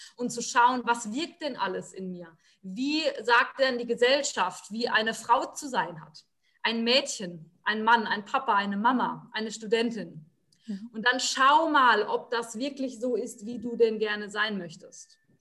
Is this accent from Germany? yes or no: yes; Rhineland-Palatinate, Germany; Ich bin in der Pfalz aufgewachsen und lebe auch jetzt noch ähm